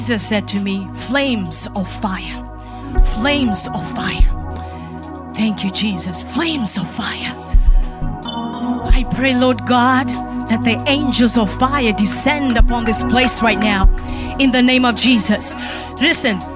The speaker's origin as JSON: {"language": "English", "country": "Kenya", "moved": "yes", "said": "I say that as a Kenyan"}